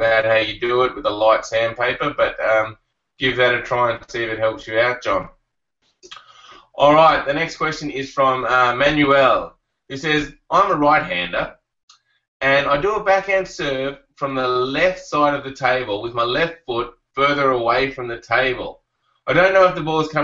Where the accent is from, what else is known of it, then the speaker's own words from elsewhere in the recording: Canberra, Australian Capital Territory, Australia; moved away; also born or lived in Melbourne; I grew up in Canberra